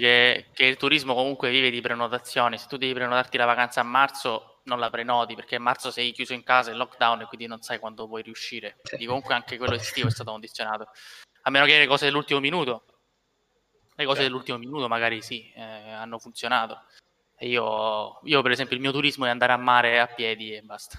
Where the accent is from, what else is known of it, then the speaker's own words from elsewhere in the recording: Sicily, Italy; noi da siciliani